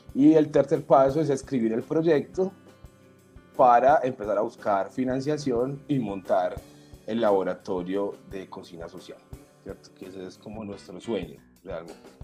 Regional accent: Medellín, Antioquia, Colombia; la Casa de la Cultura del barrio Pedregal en Medellín, que fue el barrio donde yo nací donde me crié y viví por 25 años allí

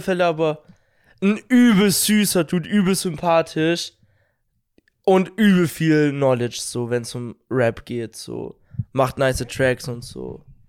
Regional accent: Bavaria, Germany; dass wir aus Bayern kommen

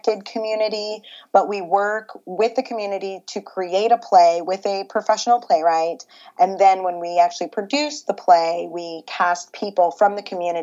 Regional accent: Grand Rapids, Michigan, United States; moved away as an adult; also born or lived in Los Angeles; my hometown in Grand Rapids has a professional opera company

